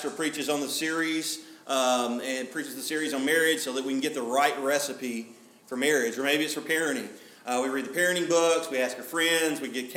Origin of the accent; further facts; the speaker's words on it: Alabama, United States; I'm from Alabama